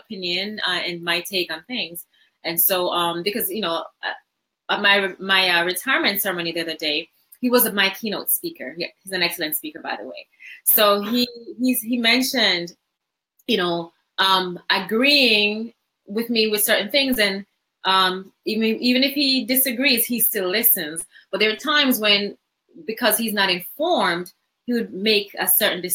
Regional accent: Jamaica; now in United States; I didn't grow up in America, so I grew up in Jamaica

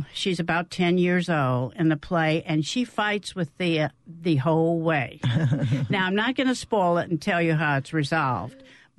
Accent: Canton, Mississippi, United States; I'm from Canton. I attended Holy Child Jesus, and so that was the Black Catholic Church.

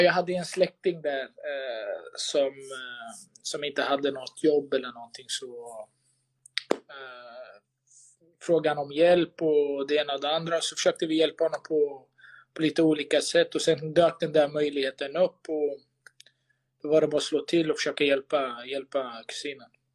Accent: Sweden; moved away as an adult; also born or lived in Malmö, Sweden; now in Istanbul, Turkey; Sverige är alltid hemma

